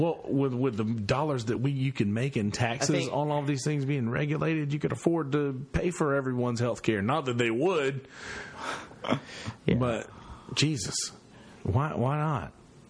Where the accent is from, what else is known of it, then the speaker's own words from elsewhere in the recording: United States; there's federal prison in my hometown. There's actually two prisons in my hometown. Bennisville.